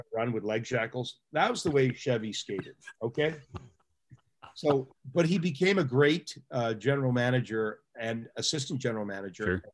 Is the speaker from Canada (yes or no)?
yes; Pickering, Ontario, Canada; I'm a guy from Pickering, Ontario that lived 50 feet from the nuclear power plant with eight reactors